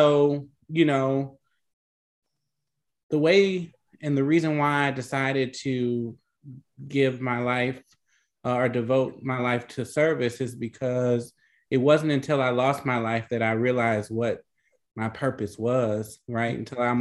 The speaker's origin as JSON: {"language": "English", "town": "New Orleans", "region": "Louisiana", "country": "United States", "said": "I'm from New Orleans"}